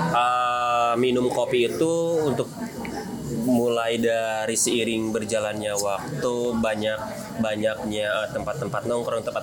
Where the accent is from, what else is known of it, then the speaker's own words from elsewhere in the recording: Singaparna, West Java, Indonesia; now in Bandung, Indonesia; Kebetulan saya aslinya dari Tasikmalaya, Pak, dari Singaparna.